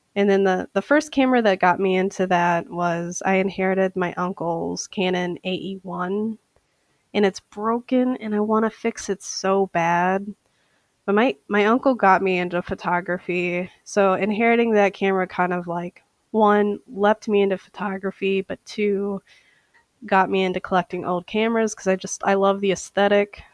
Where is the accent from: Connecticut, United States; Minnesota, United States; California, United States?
Minnesota, United States; St. Paul; I am from St. Paul, Minnesota